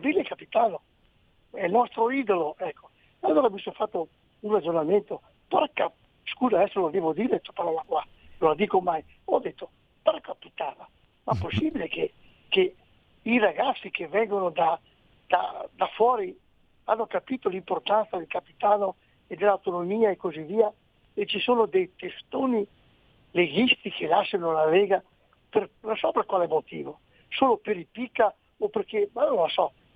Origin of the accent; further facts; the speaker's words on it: Belluno, Veneto, Italy; now in Bolzano, Italy; io sono un belumato, belonese